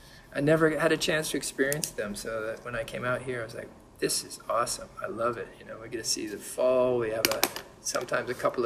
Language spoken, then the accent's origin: English; San Diego, California, United States; moved away as an adult; also born or lived in Berkeley / Los Angeles; now in Jersey City, United States; No, I was born in San Diego.